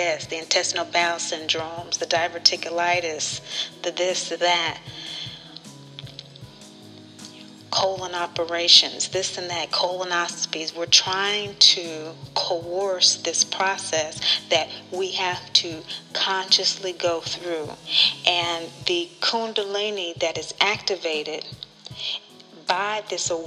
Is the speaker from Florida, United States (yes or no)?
no; Kansas, United States; from Kansas, born into a very loving family